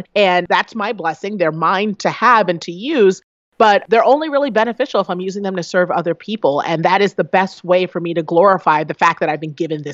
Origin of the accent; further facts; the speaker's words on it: United States; I am the daughter of two African immigrants that fought and worked very hard to get here